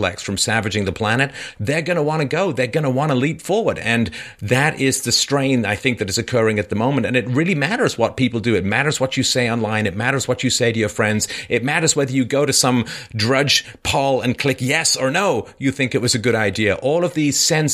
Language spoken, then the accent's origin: English; United Kingdom; I'm British